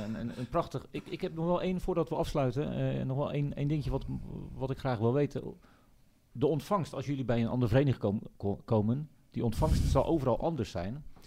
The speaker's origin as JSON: {"language": "Dutch", "country": "Netherlands", "said": "wij, wij wel directer als Nederlanders"}